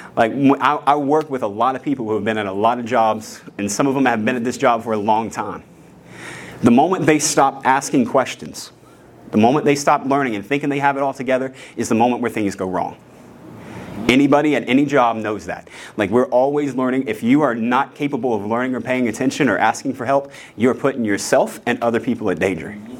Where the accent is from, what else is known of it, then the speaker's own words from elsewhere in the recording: West Virginia, United States; I'm a redneck from West Virginia